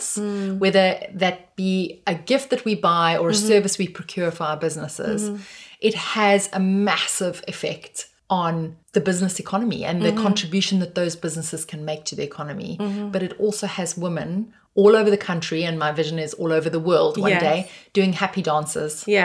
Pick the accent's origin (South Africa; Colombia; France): South Africa; I have a South African passport